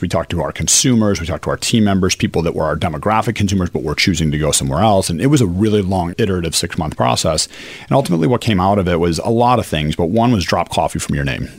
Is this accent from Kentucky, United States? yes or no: no; Chicago, Illinois, United States; now in Philadelphia, United States; I grew up in Chicago